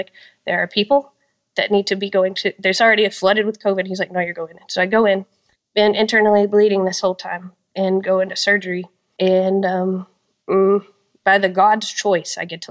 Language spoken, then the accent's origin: English; Texas, United States; I'm from Texas